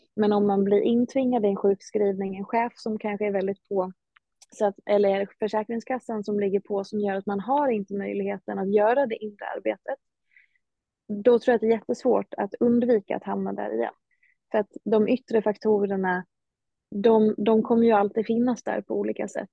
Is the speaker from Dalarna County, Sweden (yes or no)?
yes; Hedemora, Dalarna County, Sweden; moved away; Jag hade trott att jag skulle stanna hemma i Hedemora